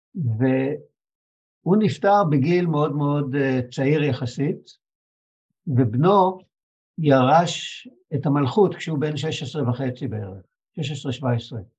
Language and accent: Hebrew; Israel; אני מישראל